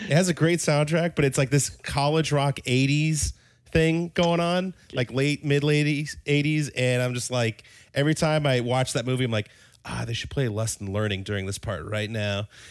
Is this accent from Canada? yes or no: no; Denmark; moved away; originally, I'm from Denmark